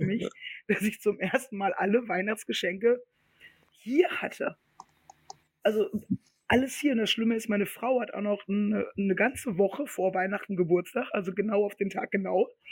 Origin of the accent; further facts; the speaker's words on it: Ruhr area, North Rhine-Westphalia, Germany; Wir sind ja aus dem Ruhrpott